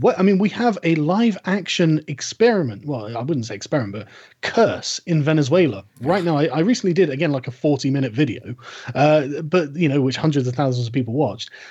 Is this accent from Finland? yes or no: no; United Kingdom; I'm British